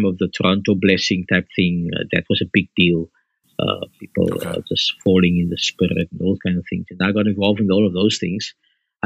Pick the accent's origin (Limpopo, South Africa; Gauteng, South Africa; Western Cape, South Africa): Western Cape, South Africa; Bellville; I grew up in Belleville South, where I'm ministering